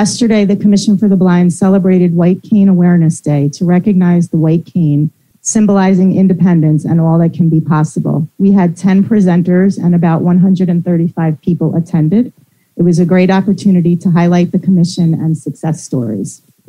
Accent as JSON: {"language": "English", "region": "New York", "country": "United States", "lives_now": "Newburgh, United States", "said": "I'm originally from Rockland, but I'm based in Newburgh, so Orange County."}